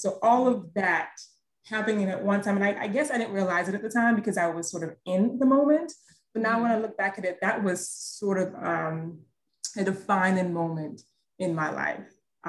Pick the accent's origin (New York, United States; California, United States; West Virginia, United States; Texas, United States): New York, United States; born there; So I mentioned previously that I was born in New York, and, you know, as a child, I would visit every summer.